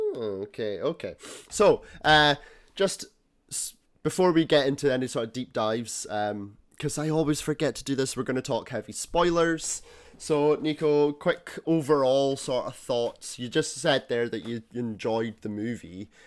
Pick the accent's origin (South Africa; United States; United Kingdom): United Kingdom; Scotland; being Scottish